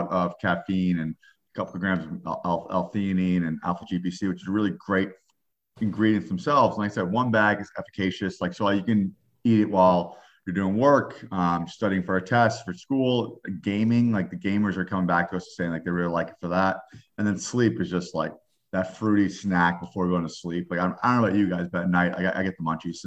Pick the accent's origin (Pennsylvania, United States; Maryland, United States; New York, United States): New York, United States; I'm a New Yorker